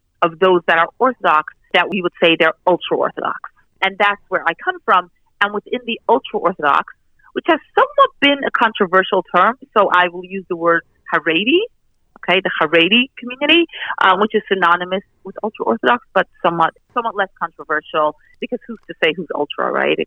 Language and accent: English; Canada; I actually grew up in Canada as part of this community